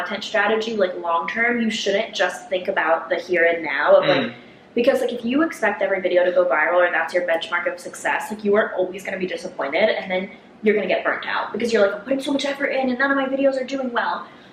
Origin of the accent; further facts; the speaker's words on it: South Florida, United States; I grew up in South Florida